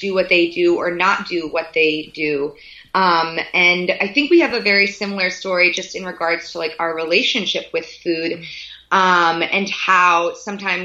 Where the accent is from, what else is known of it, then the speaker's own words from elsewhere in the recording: Boston, Massachusetts, United States; moved away as an adult; also born or lived in Virginia / Chicago; I grew up and born and raised in Boston